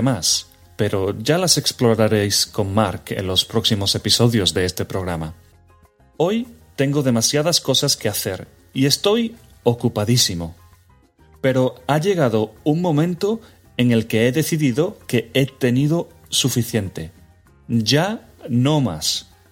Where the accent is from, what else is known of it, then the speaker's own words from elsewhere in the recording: Spain; Para mí, como español